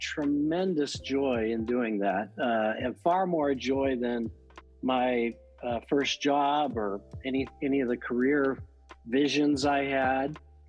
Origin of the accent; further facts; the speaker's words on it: Rowland Heights, California, United States; So I'm a Southern California boy. Grew up in about 20 miles east of LA in a town called Roland Heights, California. I was raised in a Christian family and went to a college in the San Gabriel Valley of LA called Azusa Pacific University.